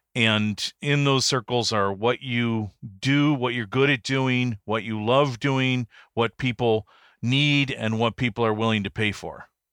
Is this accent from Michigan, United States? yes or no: yes; Detroit, Michigan, United States; also born or lived in Pontiac, Michigan / Birmingham, Michigan / Beverly Hills, Michigan; I was born and raised in Michigan, Detroit area. I was actually born in Pontiac